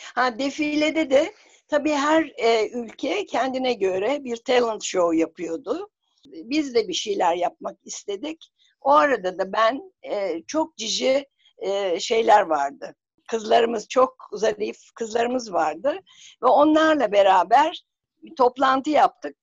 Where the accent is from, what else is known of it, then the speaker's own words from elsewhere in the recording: Bursa, Turkey; Bursa doğumluyum ve Bursa Kız Sesi öğrencisiyken